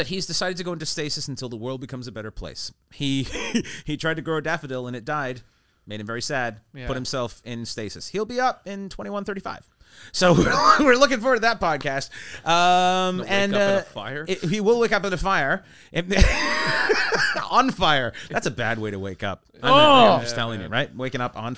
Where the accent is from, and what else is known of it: Canada; born or raised there; also born or lived in Sheffield, England